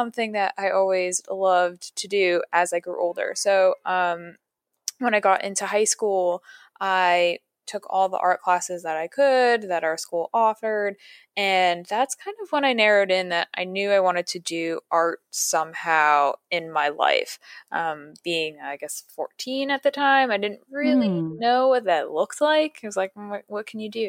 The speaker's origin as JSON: {"language": "English", "town": "Patterson", "region": "New York", "country": "United States", "tie": "born or raised there", "moved": "yes", "lives_now": "New York City, United States", "said": "I grew up about an hour and a half to 2 hours north of New York City in a smaller town called Paterson, New York."}